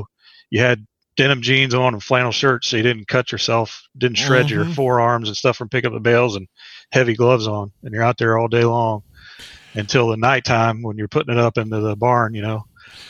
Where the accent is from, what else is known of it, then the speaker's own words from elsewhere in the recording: Parkersburg, West Virginia, United States; moved away as an adult; I was born and raised in Parkersburg, West Virginia, lived there my entire life until I joined the Navy at the age of 19.